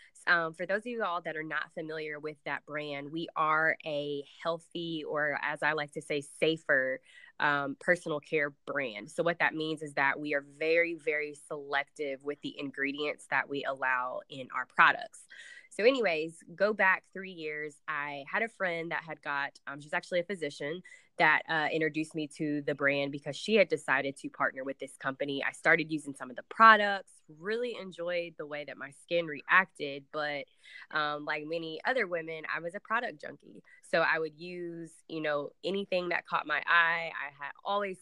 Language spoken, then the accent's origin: English; Nashville, Tennessee, United States; So I am from Nashville, Tennessee. I do still currently live in Nashville